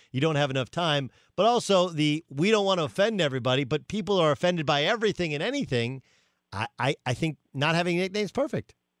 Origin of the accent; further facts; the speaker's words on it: Orange, California, United States; also born or lived in Tustin; in Tustin, where I went to high school, I grew up in Orange